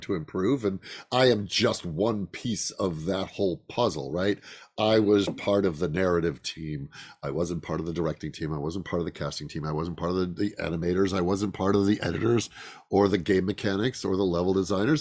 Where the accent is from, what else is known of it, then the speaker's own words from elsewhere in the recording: Chicago, Illinois, United States; moved away; also born or lived in Lake Geneva, Wisconsin; when I was a kid, uh, in the suburbs of Chicago